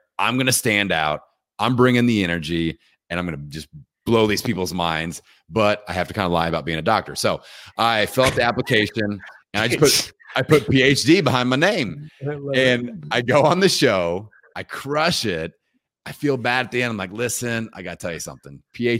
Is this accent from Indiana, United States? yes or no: yes; Indiana, United States; I'm from Indiana. I can't do an Asian accent.